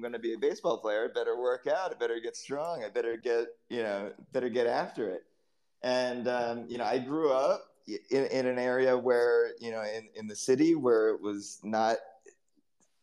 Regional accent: East Coast, United States; I grew up on the East Coast in the United States

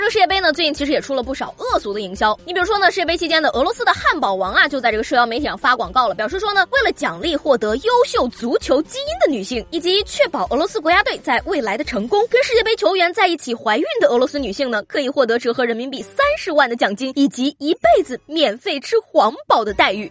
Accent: northern China, China; 作为一个北方人呢，我平时也是习惯韩姥姥的

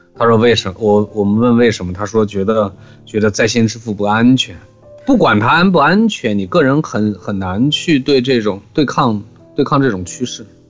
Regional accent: Xining, Qinghai, China; moved away; 以前回西宁经常要遇到他们过年

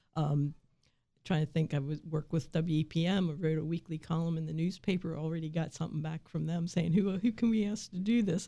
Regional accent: Waynesboro, Pennsylvania, United States; I grew up in this valley, I grew up in Waynesboro

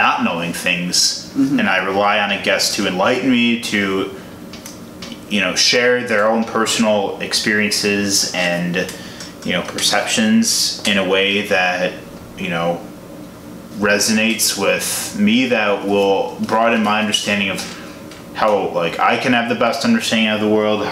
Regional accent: Illinois, United States; I'm from Illinois

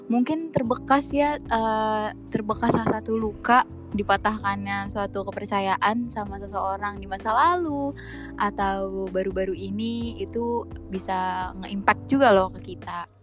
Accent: Java, Indonesia; gue ini orang Jawa by the way tapi gue cuma tahu uh, bahasanya itu west doang gitu

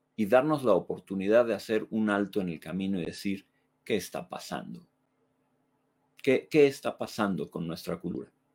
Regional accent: Mexico; podemos amar México. Podemos amarlo con todo nuestro ser, como país, como concepto, como nuestra tierra

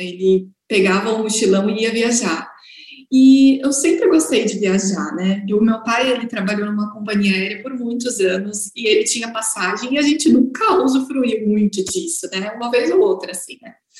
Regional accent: Guarulhos, São Paulo, Brazil; sou de Guarulhos, São Paulo

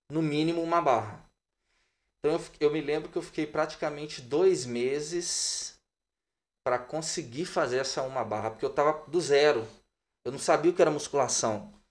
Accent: Juiz de Fora, Minas Gerais, Brazil; moved away as an adult; now in Belo Horizonte, Brazil; eu sou de Juiz de Fora, natural de Juiz de Fora, eu vim para Belo Horizonte no ano de 2006, mas toda a minha infância, adolescência foi em Juiz de Fora.

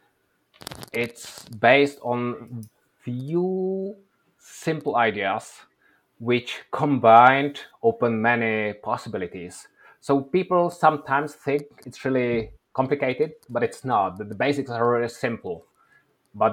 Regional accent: Czechia; now in Oslo, Norway; I'm originally from Czech Republic

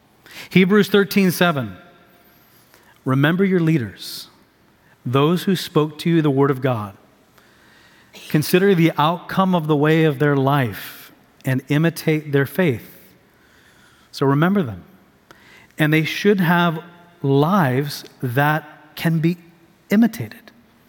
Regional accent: Tanzania; I'm a missionary kid. I grew up overseas in Tanzania, East Africa.

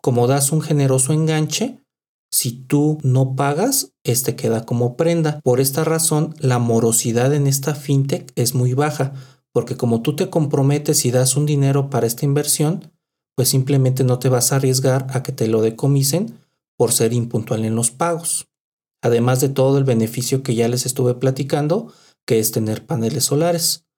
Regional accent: Mexico City, Mexico; also born or lived in Guadalajara; en la Ciudad de México le decimos

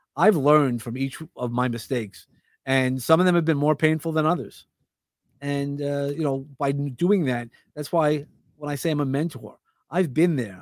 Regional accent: New York City, New York, United States; I grew up in Brooklyn

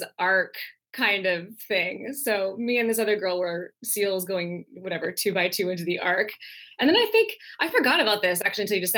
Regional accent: Langley, British Columbia, Canada; also born or lived in Napa Valley, California / Singapore / Philippines; I grew up mostly here in Langley, which is about 45 minutes outside of Vancouver

